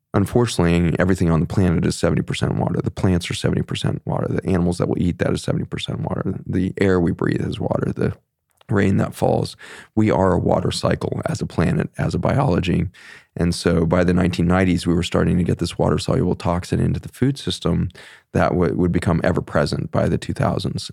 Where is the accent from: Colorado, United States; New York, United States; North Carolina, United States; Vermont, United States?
Colorado, United States; Boulder; moved away; also born or lived in Philippines / Virginia; I grew up in Boulder, Colorado